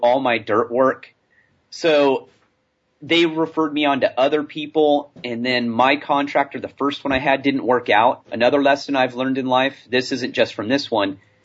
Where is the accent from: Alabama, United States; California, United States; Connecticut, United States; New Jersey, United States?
California, United States; moved away; I'm from California.